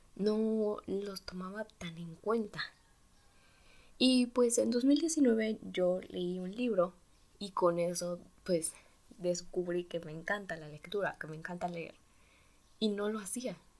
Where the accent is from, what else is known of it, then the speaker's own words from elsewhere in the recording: Mexico; tengo 15 años y soy de México. Bueno, pues también por eso este acento.